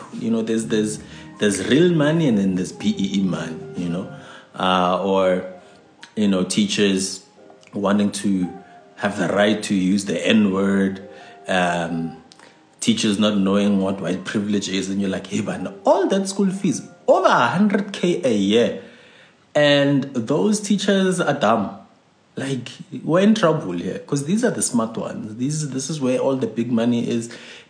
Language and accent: English; England, United Kingdom; I'm English